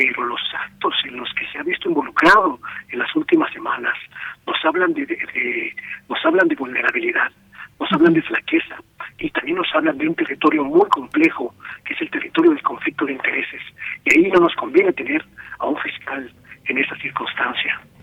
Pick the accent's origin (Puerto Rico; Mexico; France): Mexico